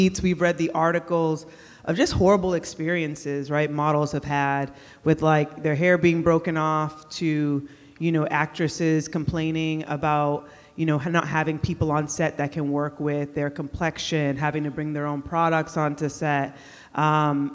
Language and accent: English; Worcester, Massachusetts, United States; I grew up in Worcester, Massachusetts. It's right outside of Boston